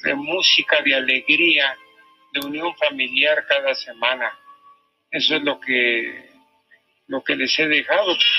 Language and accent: Spanish; Mexico; Los mexicanos, si no tuviéramos fe en la Virgen de Guadalupe